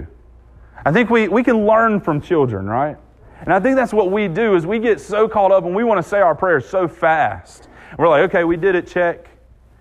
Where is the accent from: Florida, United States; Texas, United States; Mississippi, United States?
Mississippi, United States; Southwest; I'm from Southwest Mississippi